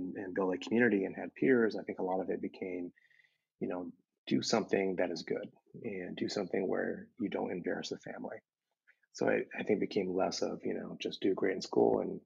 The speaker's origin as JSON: {"language": "English", "area": "Bay Area", "region": "California", "country": "United States", "tie": "born or raised there", "said": "I'm second generation, grew up in the Bay Area in a town that had a lot of Asian Americans around me"}